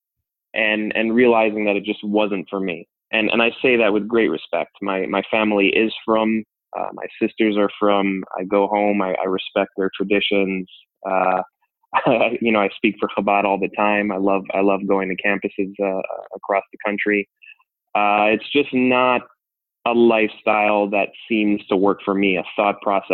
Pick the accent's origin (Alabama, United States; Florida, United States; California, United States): Florida, United States; Miami; I grew up in Miami, Florida